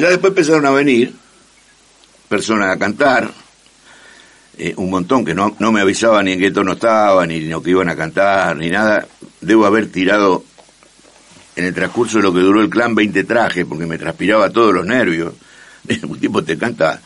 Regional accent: Rosario, Santa Fe, Argentina; Nací en el barrio Escuénaga y, y viví 30 años en la calle San Juan al 5100

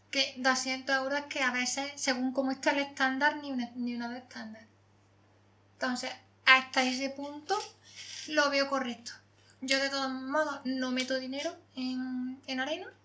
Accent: Córdoba, Andalusia, Spain; soy cordobesa

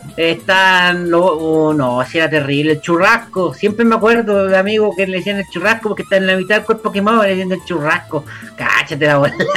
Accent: Laja, Biobío, Chile; now in Santiago, Chile; aquí pasé toda mi, vida juvenil

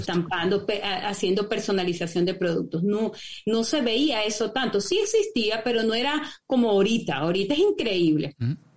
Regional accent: Venezuela; moved away as an adult; also born or lived in Lima, Peru; now in Santiago, Chile; soy venezolana. Este, me tocó emigrar en el año 2016, eh, emigré de Venezuela a Chile.

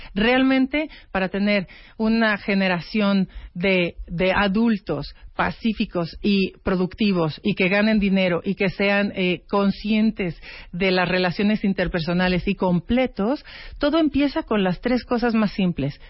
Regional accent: Mexico; como mexicana

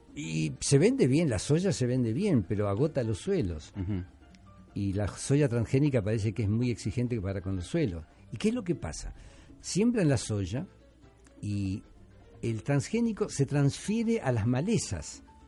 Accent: Rosario, Santa Fe, Argentina; now in Peru; Argentina, Rosario, que es la ciudad de donde yo vengo

